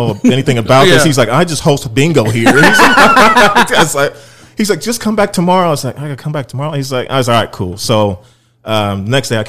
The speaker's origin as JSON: {"language": "English", "town": "Columbus", "region": "Indiana", "country": "United States", "moved": "as an adult", "lives_now": "Indianapolis, United States", "said": "I've only lived in Indy for 6.5 years. I'm originally from Columbus, Indiana."}